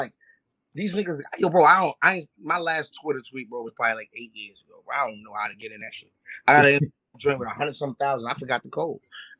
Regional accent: New York City, New York, United States; I'm from Harlem.

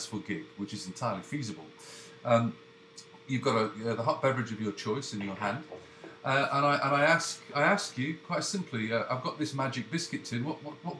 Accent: Leeds, Yorkshire and the Humber, United Kingdom; now in Canada; I was born up in Leeds, so Yorkshire

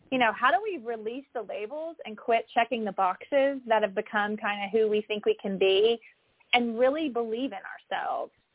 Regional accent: Mississippi, United States; moved away; growing up in Mississippi

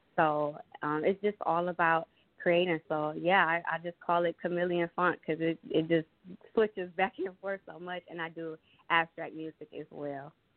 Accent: Detroit, Michigan, United States; I am from Detroit, so you know I grew up in the hood

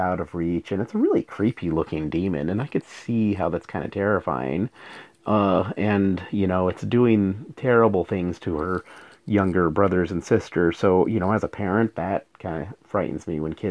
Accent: New Mexico, United States; moved away; I'm from New Mexico originally

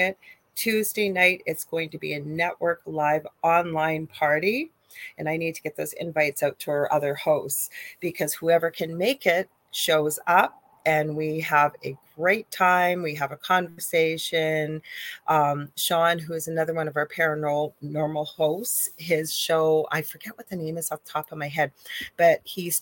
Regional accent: Canada; I am a Canadian spiritual medium and psychic

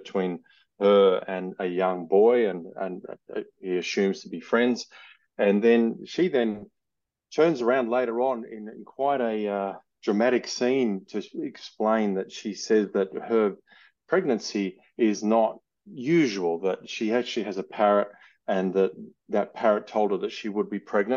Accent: Australia; accent: Australian; I'm Australian, as you can hear from my accent

